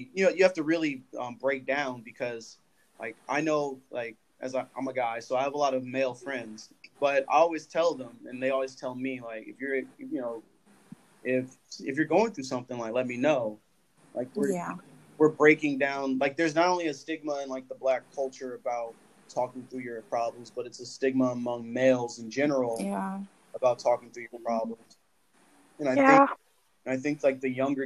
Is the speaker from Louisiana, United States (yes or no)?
no; Los Angeles, California, United States; I was born and raised in Los Angeles, and my family's from Oklahoma